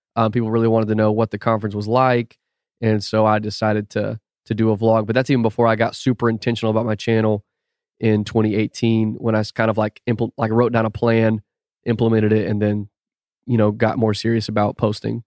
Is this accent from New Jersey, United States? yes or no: no; Austin, Texas, United States; also born or lived in St. Louis, Missouri; now in Houston, United States; grew up in Austin until I was, like, twenty years old. So, North Austin.